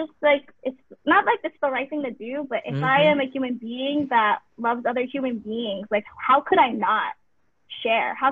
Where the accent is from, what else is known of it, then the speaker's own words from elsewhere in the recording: United States; I'm second generation, I'm Asian American